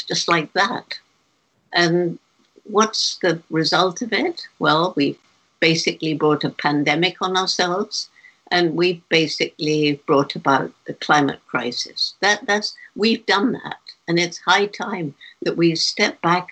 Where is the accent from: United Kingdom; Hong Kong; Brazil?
United Kingdom; England; moved away as an adult; when I was 10 years old, growing up in England